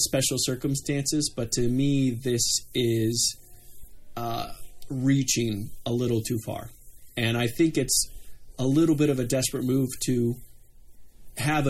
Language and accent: English; United States; the American here